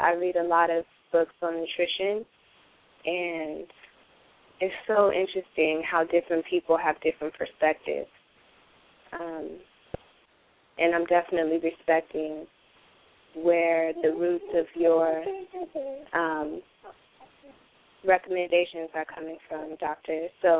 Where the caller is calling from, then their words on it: Oakland, California, United States; I'm calling from Oakland, California.